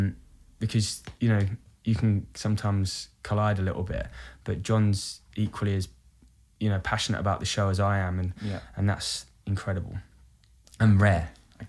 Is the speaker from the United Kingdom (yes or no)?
yes; Brighton, South East England, United Kingdom; born or raised there